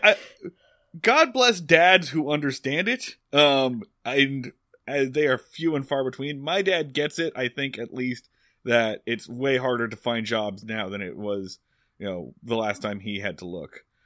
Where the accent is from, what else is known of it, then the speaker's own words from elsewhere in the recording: Philadelphia, Pennsylvania, United States; Philadelphia, Pennsylvania.